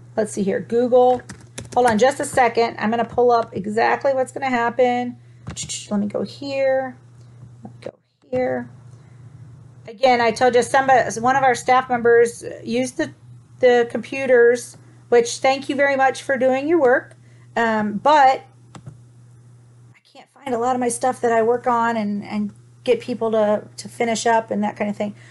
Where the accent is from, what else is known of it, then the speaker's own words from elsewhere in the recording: Toledo, Ohio, United States; I'm from Ohio, guys. So um, I'm from Toledo